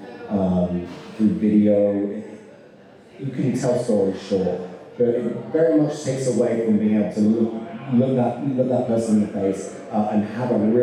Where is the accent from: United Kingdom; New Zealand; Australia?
United Kingdom; now in Kentucky, United States; this Brit